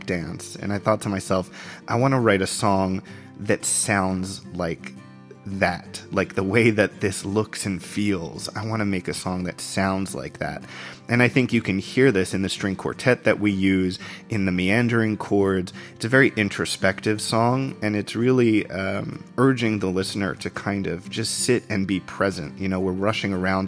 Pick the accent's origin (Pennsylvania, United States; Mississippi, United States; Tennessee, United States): Pennsylvania, United States; also born or lived in New Jersey / New York; I was born in New Jersey, grew up in Pennsylvania, lived in New York for many years, and now I make my home base in Philadelphia